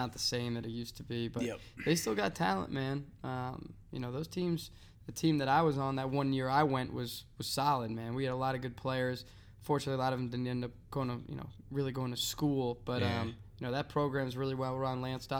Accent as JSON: {"language": "English", "town": "Cambridge", "region": "Massachusetts", "country": "United States", "tie": "born or raised there", "said": "I grew up in Cambridge"}